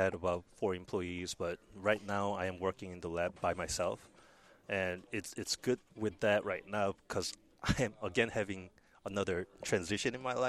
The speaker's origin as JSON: {"language": "English", "region": "New York", "country": "United States", "tie": "born or raised there", "said": "I grew up in New York"}